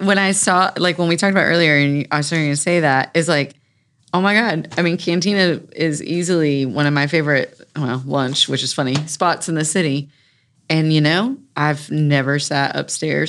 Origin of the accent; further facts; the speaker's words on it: Raleigh, North Carolina, United States; I grew up in North Hills